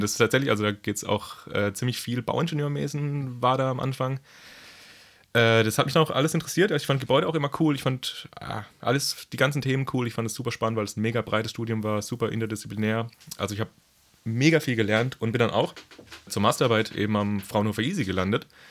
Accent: Pforzheim, Baden-Württemberg, Germany; ich komme auch ursprünglich aus Baden-Württemberg, aus dem schönen Pforzheim

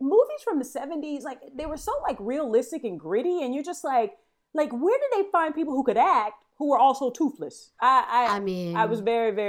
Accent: Orlando, Florida, United States; born or raised there

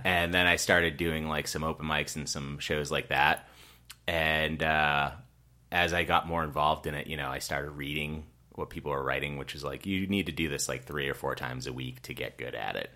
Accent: Rockland, Massachusetts, United States; I grew up in Rockland, Massachusetts

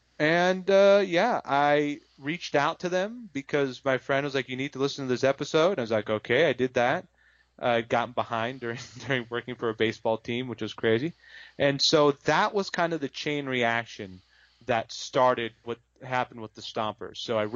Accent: Sonoma, California, United States; I'm from Sonoma, California. That's where I've been born and raised. I live there now. And I spent a couple of years back in 2009, 2010 in Florida

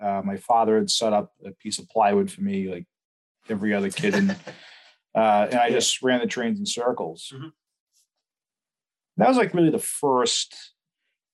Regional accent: Danvers, Massachusetts, United States; I grew up on Pickering Street in Danvers

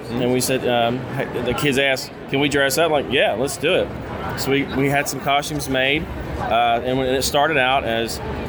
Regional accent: Louisiana, United States; moved away as an adult; also born or lived in New Jersey; I got sent to New Jersey because I was prior military, 24 years Air Force, and they sent me to New Jersey. I'm from Louisiana.

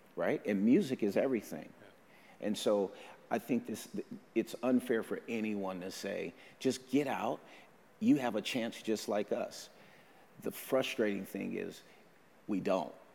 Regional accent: Oakland, California, United States; moved away as an adult; now in Vancouver; I'm from Oakland, California

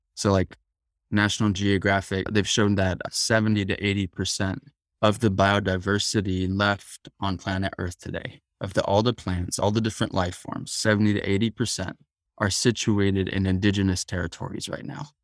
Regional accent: Tucson, Arizona, United States; I was raised in Tucson, Arizona, which is where the Yaqui tribe is

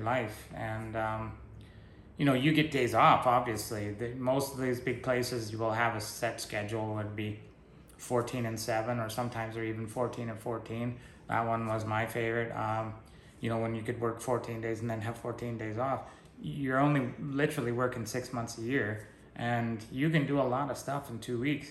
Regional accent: British Columbia, Canada; moved away; I was born in British Columbia and why I don't live there anymore

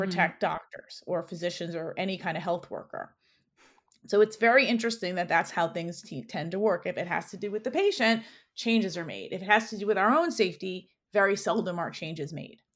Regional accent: New York City, New York, United States; I grew up in New York, so I'm a native New Yorker. I was born in Queens at a county hospital

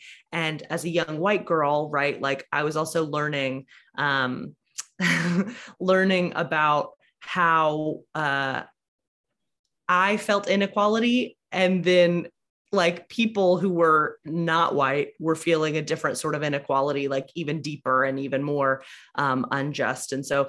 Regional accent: Alabama, United States; I grew up in a church that was like moderately progressive.

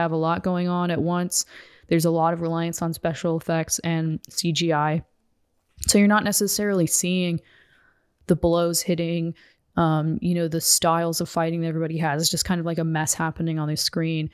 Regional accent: United States; as a woman and as an American

